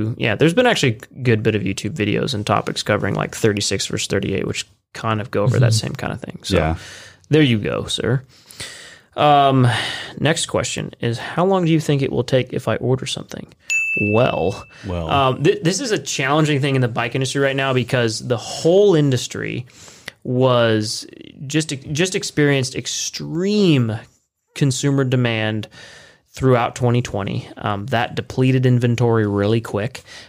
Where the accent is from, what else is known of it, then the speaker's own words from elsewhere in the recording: California, United States; now in Lancaster, United States; We're originally from Southern California, a bit north of LA.